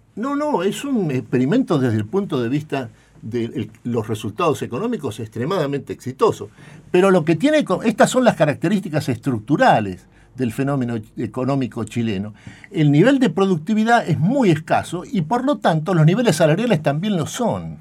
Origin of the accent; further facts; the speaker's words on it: Argentina; nosotros somos la Argentina